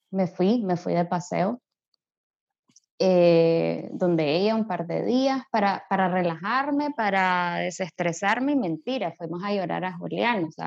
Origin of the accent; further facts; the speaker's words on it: Spain; tenemos la ventaja de que yo soy español y Toño es francés.